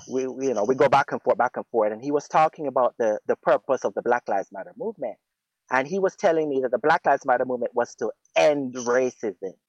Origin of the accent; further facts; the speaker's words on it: Jamaica; moved away as an adult; now in United States; I was born in America and I lived in Jamaica for 15 years